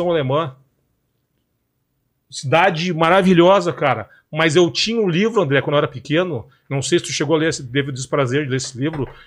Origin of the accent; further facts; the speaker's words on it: Palestine; Da mesma forma que eu, como palestino, responsabilizo a liderança do Hamas em Gaza